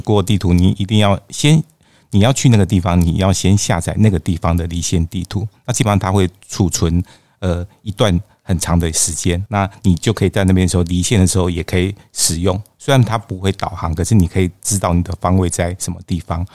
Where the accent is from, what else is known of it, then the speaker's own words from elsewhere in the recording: Taiwan; 我们台湾人还蛮喜欢的巴厘岛